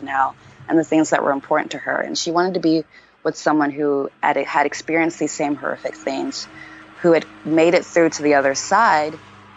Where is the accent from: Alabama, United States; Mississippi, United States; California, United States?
Alabama, United States; Montgomery; moved away as an adult; also born or lived in Houston, Texas / Uganda; And I was born in Houston and grew up in Alabama.